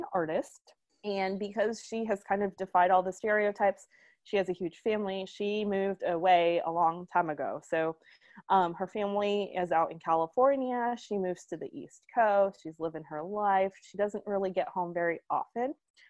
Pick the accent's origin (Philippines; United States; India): Philippines; because I'm Filipino